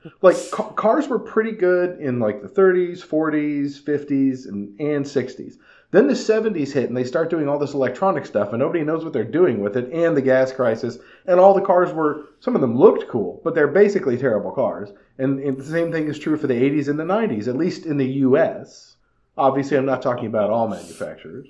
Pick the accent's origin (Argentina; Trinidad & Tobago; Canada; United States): United States; California; When I was growing up in California